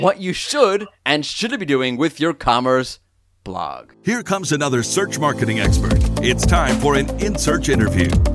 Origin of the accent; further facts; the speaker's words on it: New York, United States; I'm a New Yorker